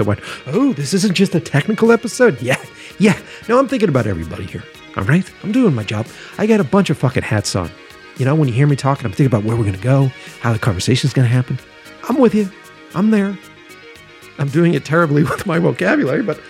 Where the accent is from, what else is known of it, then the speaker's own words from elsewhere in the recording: Boston, Massachusetts, United States; moved away as an adult; now in Los Angeles, United States; I'm from Boston, so I moved out here to Los Angeles a few years ago